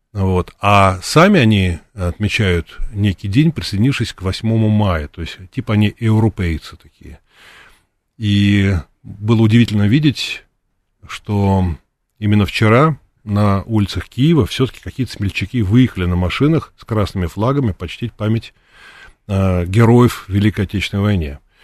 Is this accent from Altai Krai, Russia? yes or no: no; Moscow, Russia; я из России, из Москвы